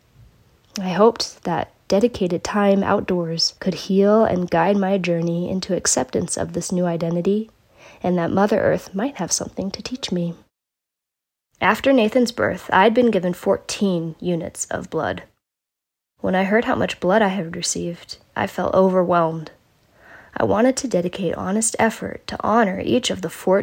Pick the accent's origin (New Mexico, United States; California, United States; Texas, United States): California, United States; also born or lived in Redding, California; as a Californian